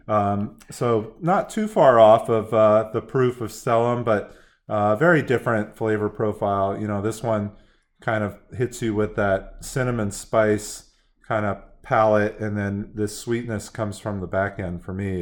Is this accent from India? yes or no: no; San Francisco, California, United States; growing up in San Francisco